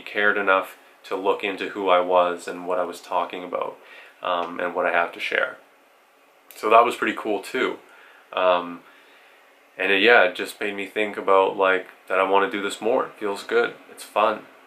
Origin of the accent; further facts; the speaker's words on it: Canada; I'm Canadian